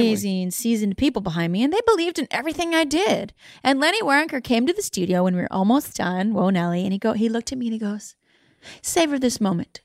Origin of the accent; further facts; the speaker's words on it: Canada; I was born in Canada